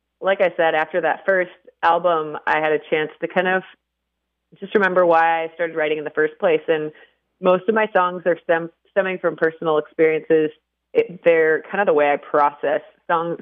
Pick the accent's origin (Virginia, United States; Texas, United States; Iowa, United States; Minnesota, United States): Minnesota, United States; Waconia; moved away as an adult; now in Nashville, United States; my hometown of Waconia